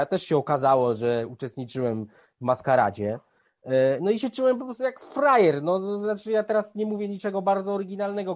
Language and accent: Polish; Bielsko-Biała, Silesian Voivodeship, Poland; moved away; do Bielska Białej, moje miasta, w którym się wychowywałem